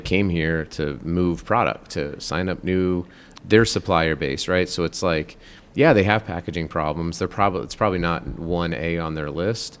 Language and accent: English; Colorado, United States; I grew up in Colorado, not in Utah